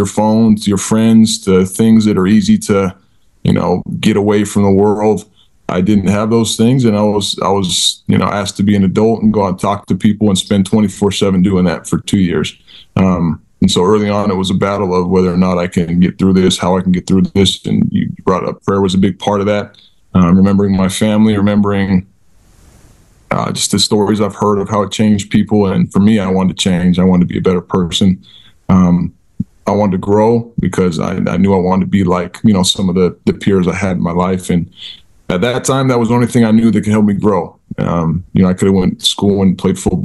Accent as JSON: {"language": "English", "region": "Utah", "country": "United States", "tie": "born or raised there", "said": "I grew up in Utah."}